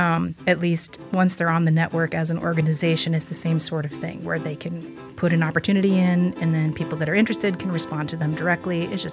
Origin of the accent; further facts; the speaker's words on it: Bloomington, United States; I'm initially from Bloomington, lived here for a very long time, but then I've lived all around different states.